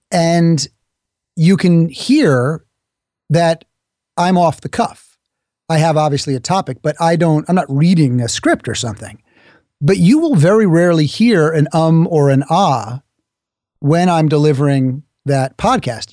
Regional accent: New York, United States; I'm from New York. New Yorkers talk quickly.

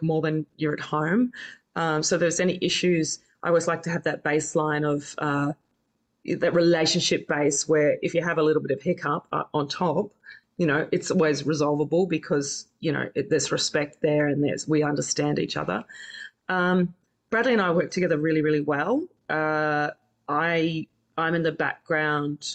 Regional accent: Campbelltown, New South Wales, Australia; also born or lived in New Zealand; now in Double Bay, Australia; I was originally from New Zealand, but then I lived in Campbelltown, grew up in Campbelltown.

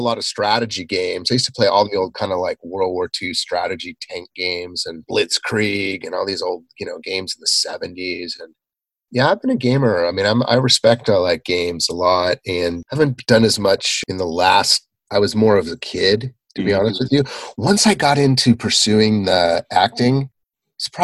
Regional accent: Southern California, United States; I grew up in Southern California, so there were a lot of movie stars, movie star kids around

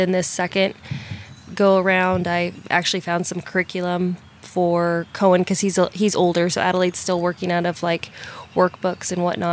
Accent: Kansas City, Missouri, United States; moved away; also born or lived in Texas; I'm actually from Kansas City, Missouri

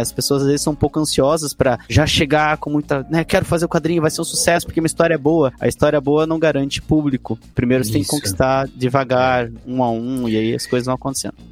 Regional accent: Ponta Grossa, Paraná, Brazil; Nós somos de Ponta Grossa, no Paraná, assim, interior

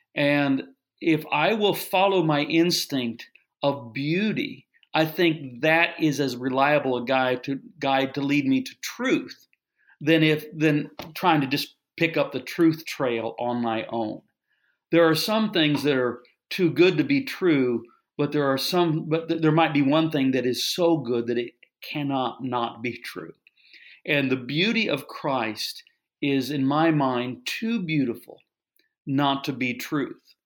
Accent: Kansas City, United States; I'm from the Kansas City area, so I grew up a Royals fan

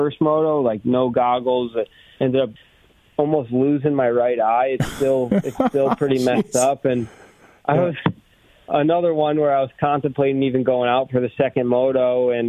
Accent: Manchester, Connecticut, United States; I'm from Connecticut, right? Oh. From Manchester, Connecticut

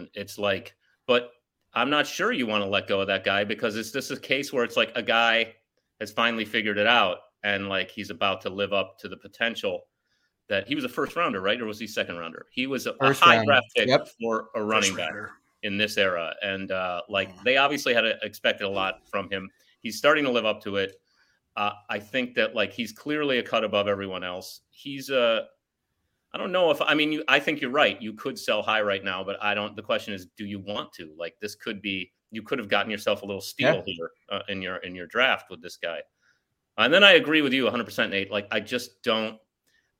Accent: Chicago, Illinois, United States; I'm from Chicago

